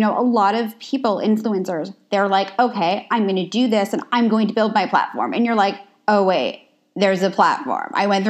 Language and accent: English; New York, United States; now in Los Angeles, United States; I didn't grow up in LA. I'm originally from New York.